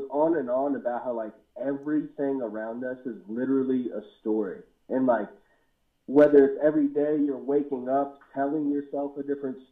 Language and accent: English; Waynesboro, United States; I was born in Waynesboro and in a place on New Hope Road initially